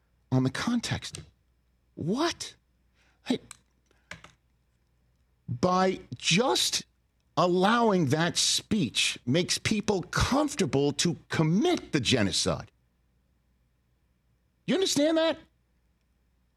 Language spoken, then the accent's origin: English; Northeast, United States; I'm from the Northeast